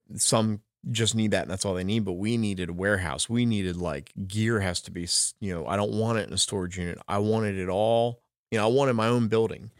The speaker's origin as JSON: {"language": "English", "region": "New Jersey", "country": "United States", "said": "I'm from South Jersey"}